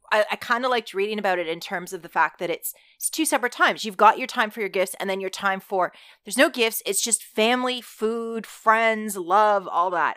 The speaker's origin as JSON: {"language": "English", "region": "Alberta", "country": "Canada", "tie": "born or raised there", "said": "I grew up in Alberta"}